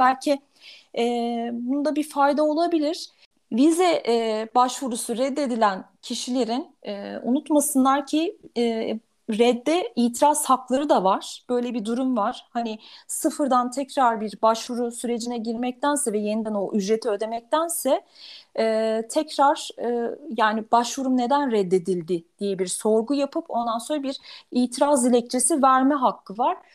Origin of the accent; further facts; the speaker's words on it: Turkey; bir Türk olarak